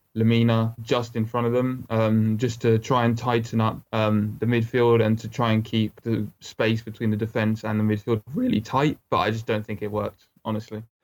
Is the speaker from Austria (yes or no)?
no; Harrow, London, United Kingdom; moved away as an adult; now in Southampton, United Kingdom; I was born in uh, Harrow in Middlesex, which is a county in northwest London.